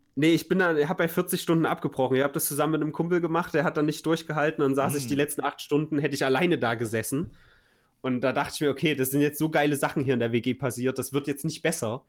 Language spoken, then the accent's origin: German; Weimar, Thuringia, Germany; unser deutsches Nationaltheater, was ja ganz groß ist in meiner Heimatstadt